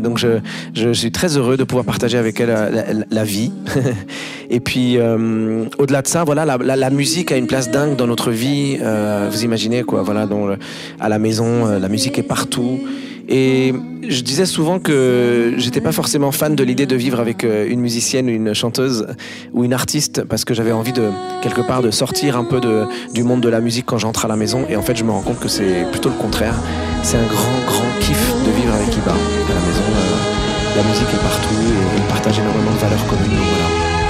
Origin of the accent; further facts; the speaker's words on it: France; on est français